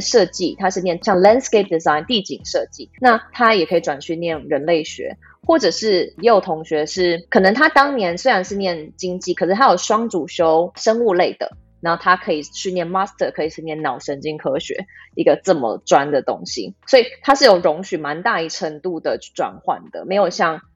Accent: Taiwan; 像我一样，台湾的思想，台湾的想法

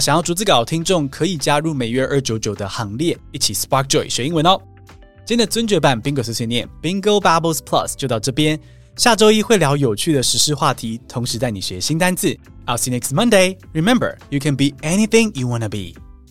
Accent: Taiwan; 我们是台湾人

